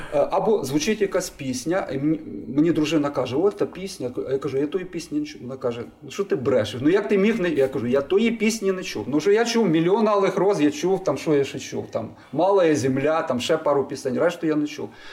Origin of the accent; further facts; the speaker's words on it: Lviv, Lviv Oblast, Ukraine; я народився у Львові і виріс у Львові.